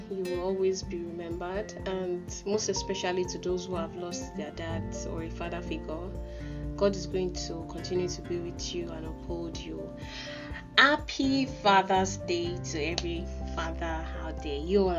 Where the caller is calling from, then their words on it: Ilishan, Ogun State, Nigeria; I'm talking from Ilishan